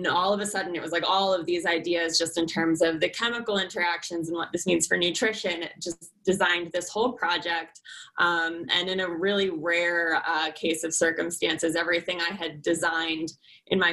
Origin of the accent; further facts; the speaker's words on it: Connecticut, United States; moved away as an adult; now in Colorado, United States; Originally, I'm from Connecticut. Grew up there